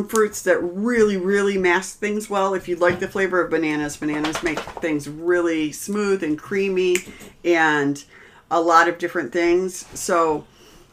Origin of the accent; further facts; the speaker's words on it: Midwest, United States; we're from the Midwest.